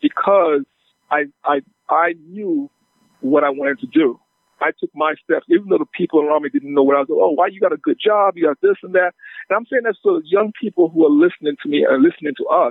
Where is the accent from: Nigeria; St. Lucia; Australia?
St. Lucia; now in United States; I'm a born Lucian. You know, I'm from St. Lucia. I've been in the U.S. since 1968.